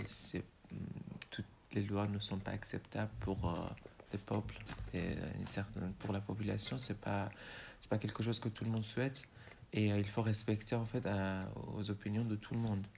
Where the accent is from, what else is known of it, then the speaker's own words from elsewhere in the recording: Iran; first language Persian; French is a second language; moved away as an adult; also born or lived in Rouen, France; now in France; ma langue natale, c'est le persan